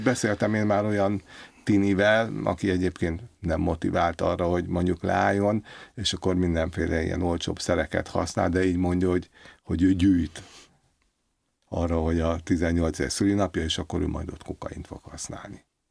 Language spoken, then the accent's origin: Hungarian; Budapest, Hungary; Én alapvetően a belvárosban nőttem föl, Váci utcába.